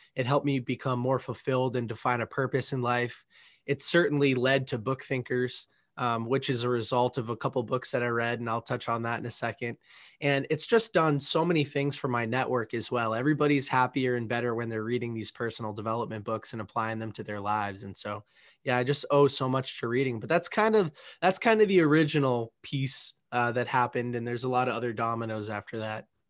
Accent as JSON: {"language": "English", "town": "Boston", "region": "Massachusetts", "country": "United States", "tie": "born or raised there", "said": "I grew up in the Northeast, in the Boston, Massachusetts area, a little bit south of this city"}